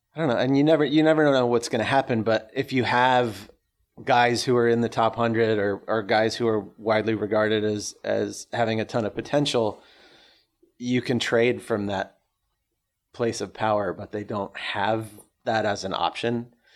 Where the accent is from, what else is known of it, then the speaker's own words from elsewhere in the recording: Orange County, California, United States; I grew up in Orange County